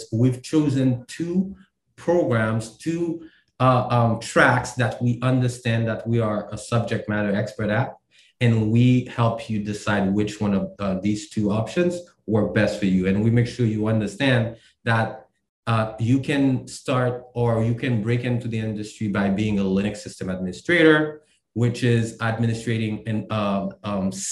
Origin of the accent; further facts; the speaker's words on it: Haiti; now in Maryland, United States; I'm from Maryland. I'm from Haiti originally. I live in Maryland.